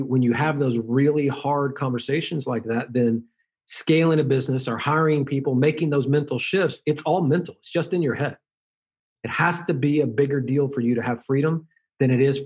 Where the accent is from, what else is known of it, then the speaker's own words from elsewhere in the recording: the South, United States; I was raised in the South